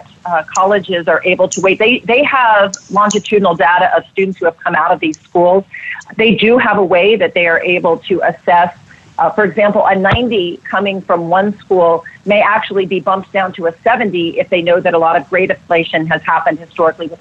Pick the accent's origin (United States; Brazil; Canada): United States; Virginia; I grew up in Virginia without advantages.